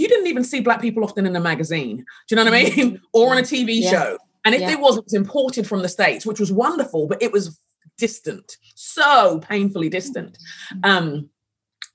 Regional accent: London, United Kingdom; moved away as an adult; also born or lived in Sheffield; I grew up in London and grew up in England

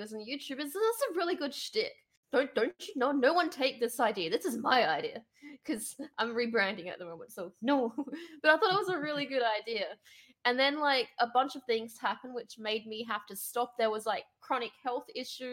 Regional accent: Australia; I'm from Australia

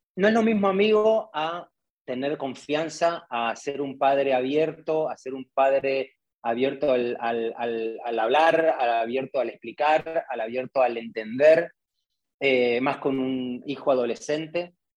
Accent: Argentina; accent: Argentine; moved away; soy argentino

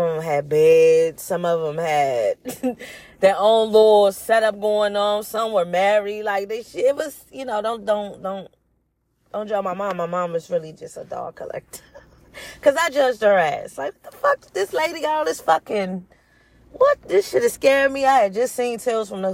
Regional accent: Washington, District of Columbia, United States; I was born in Washington, D.C.

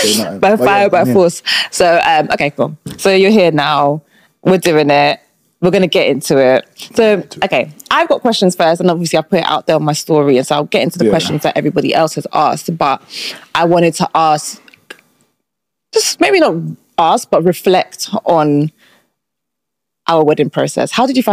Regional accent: United Kingdom; I feel like as a Brit in the UK, when you meet Nigerians, you're like, these people are crazy.

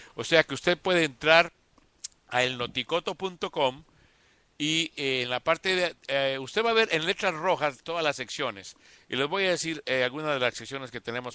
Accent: Costa Rica; Costa Rica, que es mi tierra

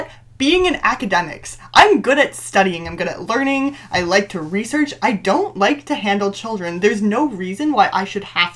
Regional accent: Ontario, Canada; I'm from Ontario, and so it impacts a lot of my friends and my family

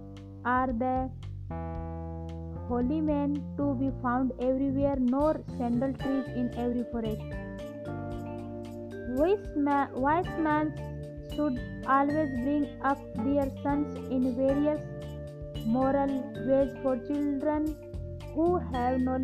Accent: India; I am from India.

